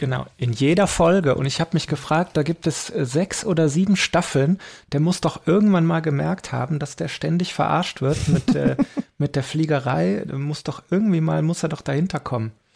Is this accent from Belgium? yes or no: yes; Belgium; also born or lived in Aachen; bei uns in Belgien